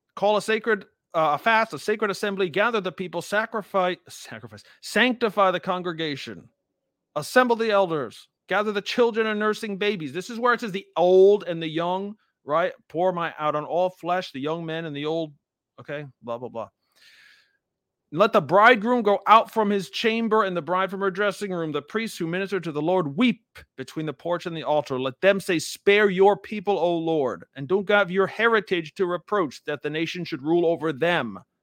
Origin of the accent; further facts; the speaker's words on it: United States; I'm an American. I live, obviously, in America, um, my whole life